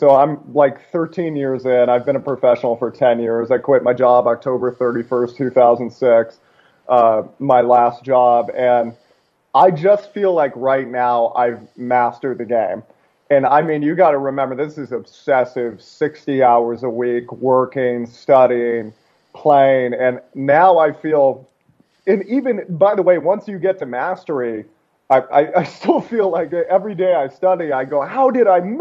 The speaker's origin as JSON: {"language": "English", "town": "Seattle", "region": "Washington", "country": "United States", "tie": "born or raised there", "also_born_or_lived": "Alaska", "said": "I was born in a small town in Alaska, but I grew up mostly outside of Seattle"}